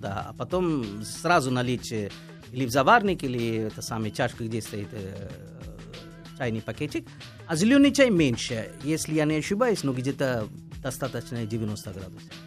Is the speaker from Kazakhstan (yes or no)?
no; India; moved away; я из Индии